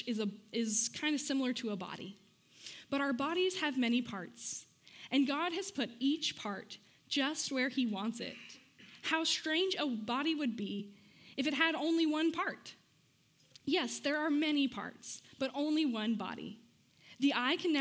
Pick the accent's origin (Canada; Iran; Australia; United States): United States; Amarillo, Texas; moved away; I'm from Amarillo